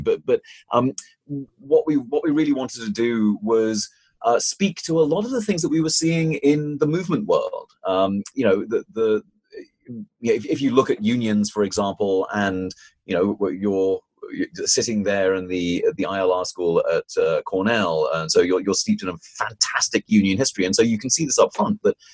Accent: United Kingdom; moved away; I, started in in the United Kingdom, as you might be able to tell from my accent

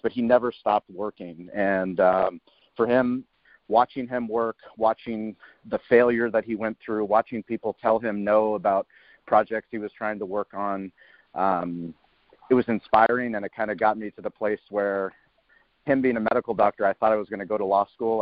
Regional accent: San Diego, California, United States; I grew up in La Jolla, which is a high end, high net worth place in uh, San Diego

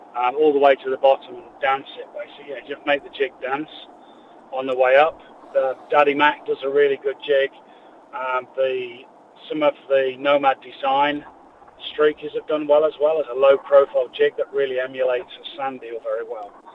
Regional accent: England, United Kingdom; moved away; Being English

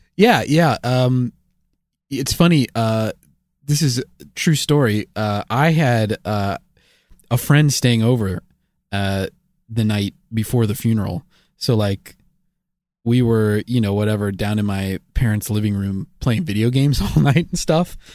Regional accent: United States; as an American

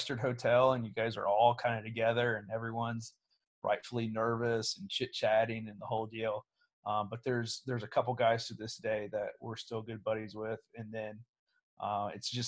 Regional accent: Portsmouth, Ohio, United States; moved away as an adult; born and raised in Portsmouth before I went away from the military

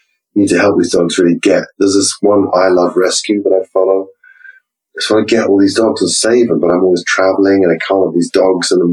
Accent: England, United Kingdom; go back to being English, uptight

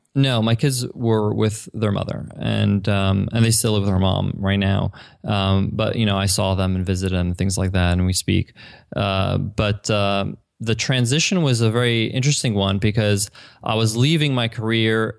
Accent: Long Island, New York, United States; moved away; I grew up in Long Island

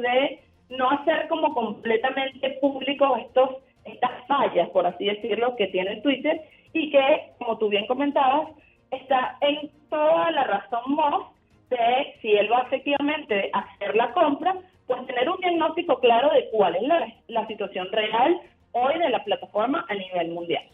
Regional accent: Venezuela

